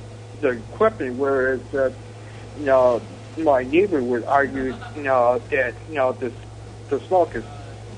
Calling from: Buffalo, New York, United States; I'm calling from Buffalo. Yeah, I mean, I'm calling from Buffalo, New York.

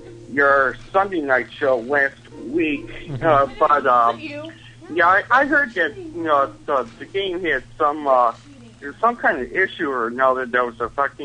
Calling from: Buffalo, New York, United States; from Buffalo.

